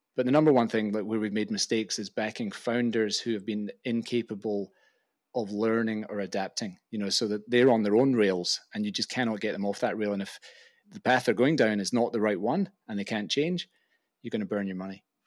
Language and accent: English; Glasgow, Scotland, United Kingdom; moved away as an adult; also born or lived in Oxford; I loved growing up in Glasgow